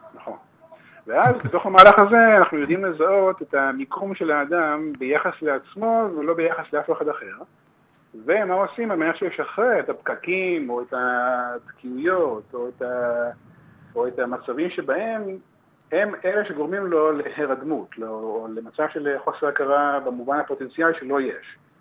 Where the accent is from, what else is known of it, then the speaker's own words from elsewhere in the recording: Givat HaShlosha, Central District, Israel; גדלתי בקיבוץ גבעת שלושה